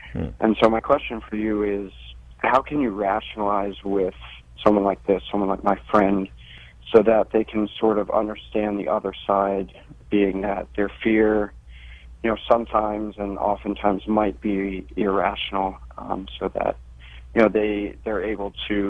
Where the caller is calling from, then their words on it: Maryland, United States; I'm calling from Maryland